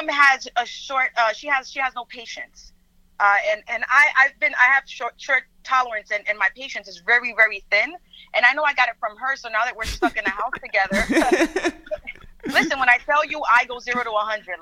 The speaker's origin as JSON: {"language": "English", "country": "Dominican Republic", "first_language": "Spanish", "second_language": "English", "said": "I am Dominican. My first language was Spanish"}